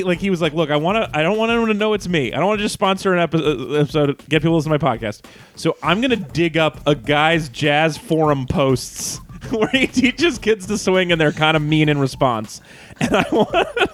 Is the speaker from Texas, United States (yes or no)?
no; Reno, Nevada, United States; I grew up in Reno